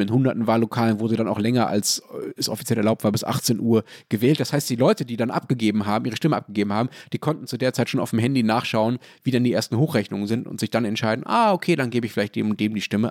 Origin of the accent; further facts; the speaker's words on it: Berlin, Germany; als Berliner